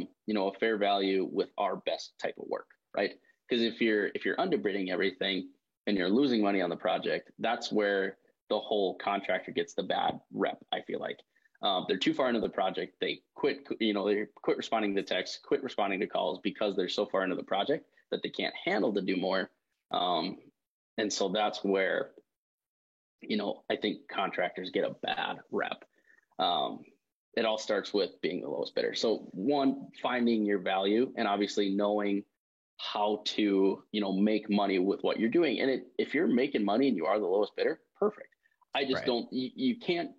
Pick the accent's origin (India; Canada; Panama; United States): United States; Detroit Lakes, Minnesota; Detroit Lakes, Minnesota